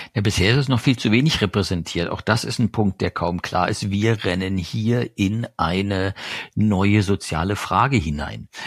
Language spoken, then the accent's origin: German; East Germany, Germany; Ich komme aus Ostdeutschland.